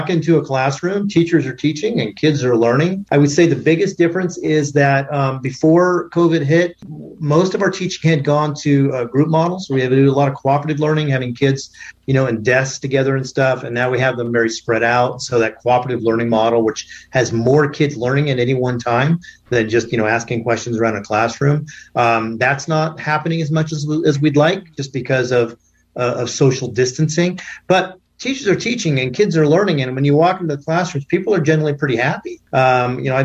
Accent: Southern Oregon, United States; I grew up in Southern Oregon

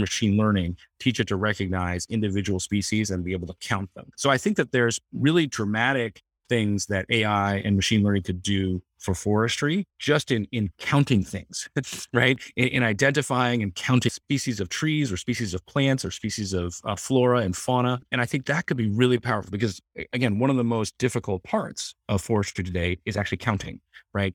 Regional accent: Palo Alto, California, United States; I grew up in Palo Alto, right in the, the, the heart of Silicon Valley

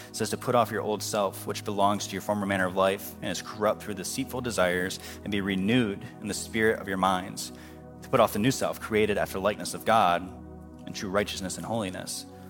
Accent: United States

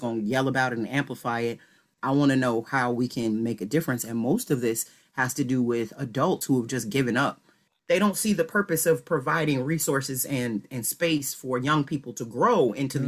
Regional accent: Chicago, Illinois, United States; I am originally from the city, from Chicago.

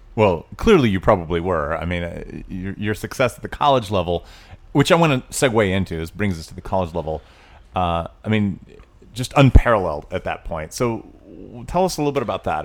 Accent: Tennessee, United States; I grew up in Tennessee

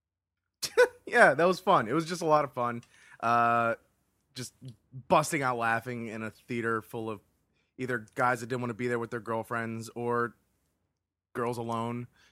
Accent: Florida, United States; as someone born and raised in Florida

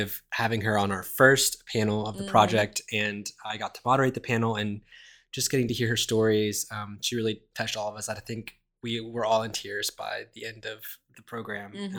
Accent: Alabama, United States; moved away as an adult; now in Atlanta, United States; I was born and raised in Alabama, but moved to Atlanta to go to school 8 years ago.

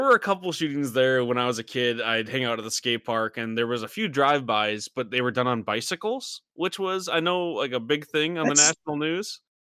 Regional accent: Michigan, United States; moved away; We grew up in the middle of nowhere, Michigan.

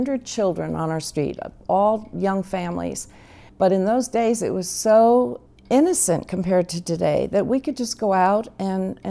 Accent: Chatham, New Jersey, United States; moved away as an adult; now in Southern California, United States; I grew up in Chatham, New Jersey

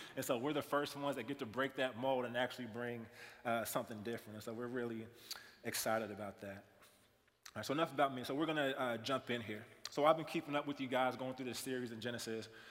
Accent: Kansas City, United States; moved away; also born or lived in Iowa; I'm from Kansas City primarily. Kansas City, played basketball my whole entire life

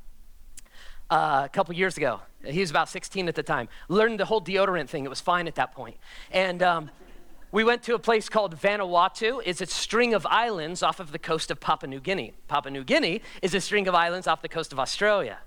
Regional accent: United States; me as an American

